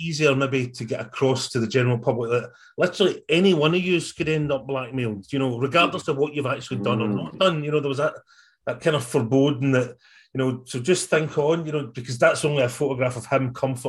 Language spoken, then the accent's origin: English; Scotland, United Kingdom